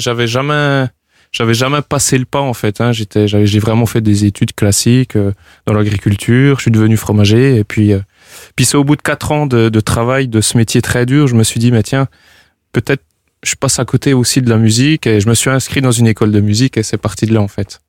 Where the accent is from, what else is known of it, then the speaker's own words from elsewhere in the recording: Bourgogne-Franche-Comté, France; je suis natif de la région de Franche-Comté